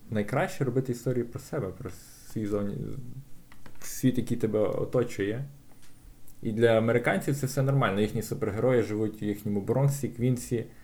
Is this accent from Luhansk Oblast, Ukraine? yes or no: no; Lviv, Lviv Oblast, Ukraine; я народився на Сихові.